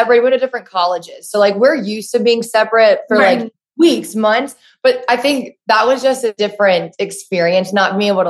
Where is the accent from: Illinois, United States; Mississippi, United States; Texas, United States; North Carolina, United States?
North Carolina, United States; Charlotte; And then 25, born and raised in Charlotte.